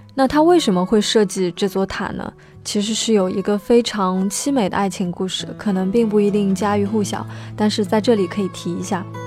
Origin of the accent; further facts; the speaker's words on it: Shanghai, China; 作为一个上海人，我是从来都没有登上过东方明珠的